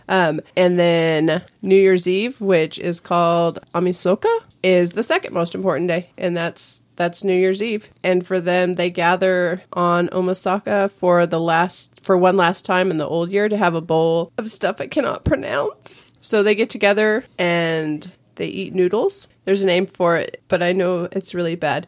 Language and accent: English; California, United States; I grew up in California